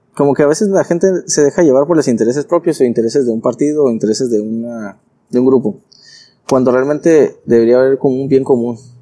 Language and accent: Spanish; Tijuana, Baja California, Mexico; also born or lived in Ensenada; Originario soy de Tijuana.